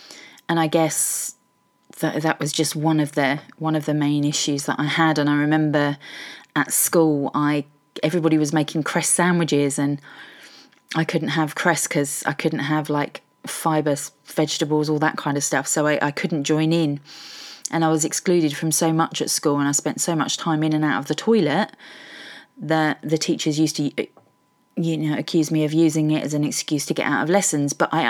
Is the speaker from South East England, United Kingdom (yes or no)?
no; Welwyn Garden City, East of England, United Kingdom; now in Norwich, United Kingdom; I'm originally from Hertfordshire, Welwyn Garden City, Hertfordshire Hedgehog.